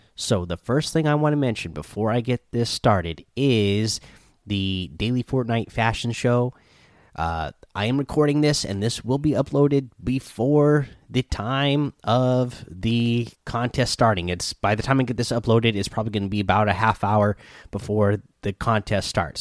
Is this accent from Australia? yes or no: no; Pacific Northwest, United States; I'm from the Pacific Northwest